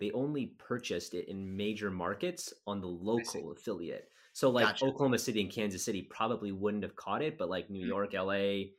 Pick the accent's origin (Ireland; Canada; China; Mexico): Canada; Winnipeg, Manitoba; from Winnipeg.